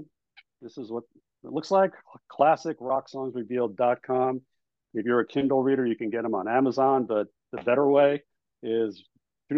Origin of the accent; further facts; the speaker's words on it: New York, United States; I grew up in New York